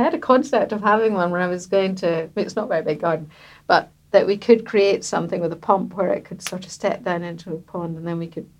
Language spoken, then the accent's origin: English; Scotland, United Kingdom; now in London, United Kingdom; Well, we came from Scotland and Sandy was more reluctant to move to London than I was.